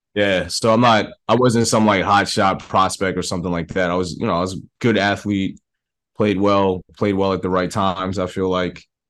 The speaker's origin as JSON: {"language": "English", "town": "New York City", "region": "New York", "country": "United States", "said": "I'm from the Bronx"}